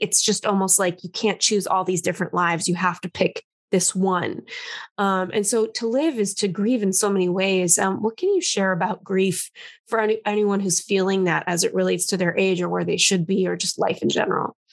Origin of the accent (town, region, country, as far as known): Los Angeles, California, United States; born or raised there; now in New York, United States